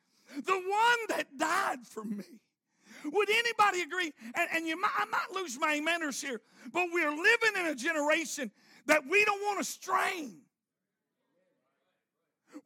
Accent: Arkansas, United States; I'm from Arkansas.

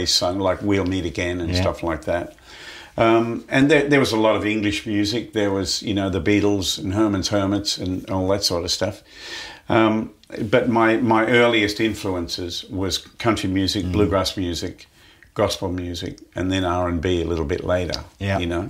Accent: Muswellbrook, New South Wales, Australia; I was born in a place called Musselbrook, which was about five hours north west

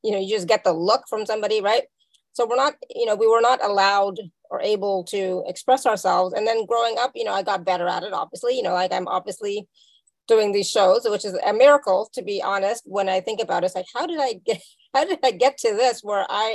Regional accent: Canada; also born or lived in India; me being from India, right? So raised as an Indian person in Canada

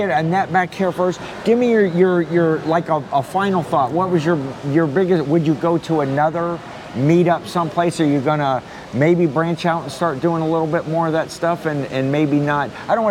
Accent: Ohio, United States; I'm like, cool, I'm from Ohio too, where are you at?

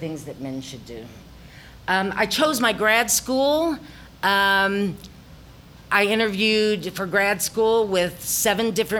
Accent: the Ozarks, United States; accent: Ozarkian; my Ozarkian accent became thicker

